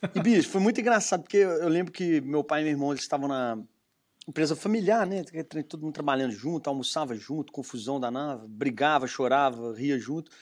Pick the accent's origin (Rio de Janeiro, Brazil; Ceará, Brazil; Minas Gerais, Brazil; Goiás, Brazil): Minas Gerais, Brazil; Belo Horizonte; accent: mineiro; se vê pelo meu sotaque, sou de sou mineiro, né, de uhum. Belo Horizonte